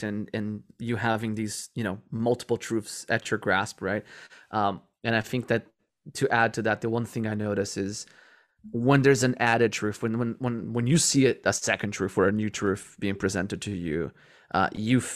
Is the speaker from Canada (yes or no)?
no; Rio de Janeiro, Brazil; moved away as an adult; also born or lived in California, United States; I never been to the Amazon. I'm from Rio de Janeiro